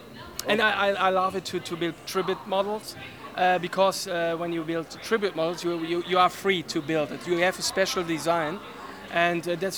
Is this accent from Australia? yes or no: no; Germany; We're from Germany.